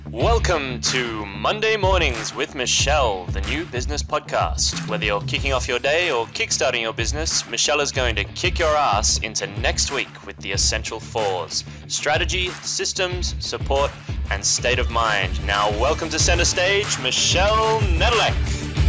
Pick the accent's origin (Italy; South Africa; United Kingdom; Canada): Canada; Calgary, Alberta; I'm from Calgary in Canada